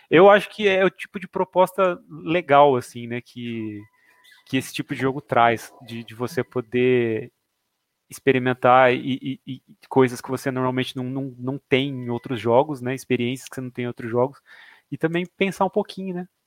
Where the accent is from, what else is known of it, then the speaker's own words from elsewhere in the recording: Jaboticabal, São Paulo, Brazil; now in Bauru, Brazil; Eu sou de Jaboticabal, que a gente, né, eu moro em Bauru hoje, mas eu sou de Jaboticabal